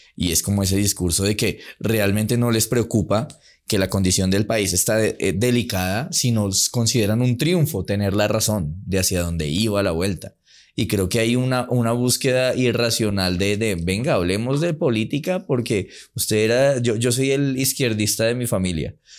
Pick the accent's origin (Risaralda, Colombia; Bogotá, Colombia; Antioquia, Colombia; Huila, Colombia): Antioquia, Colombia; Medellín; yo soy de Medellín